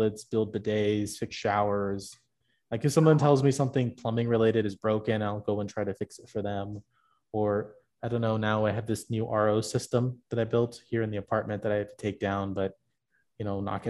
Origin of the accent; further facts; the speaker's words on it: Tampa, Florida, United States; now in Phoenix, United States; I'm from Tampa originally